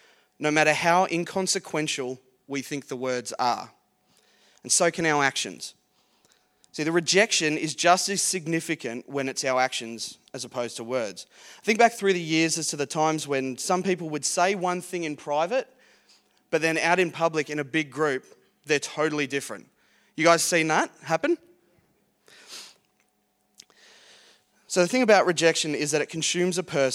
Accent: Geelong, Victoria, Australia; I grew up in Geelong, born and bred Geelong boy.

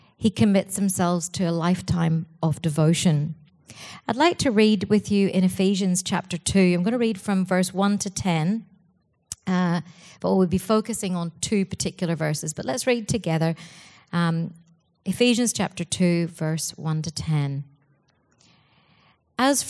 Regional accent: Ireland; Being Irish

